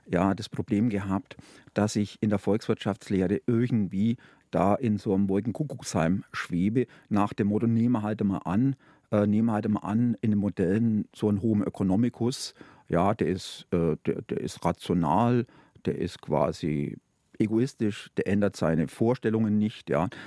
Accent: Bavaria, Germany; Naja, also wir, meine Frau und ich, wir kommen aus Oberfranken.

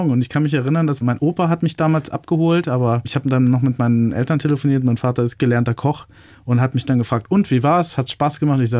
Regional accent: Lower Saxony, Germany; ich bin ja gebürtiger Niedersachse

